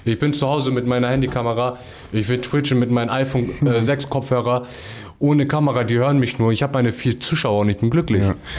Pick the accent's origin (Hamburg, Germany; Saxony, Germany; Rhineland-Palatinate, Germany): Hamburg, Germany; also born or lived in Lurup, Hamburg; wo ich aufgewachsen bin, aus Ostdorf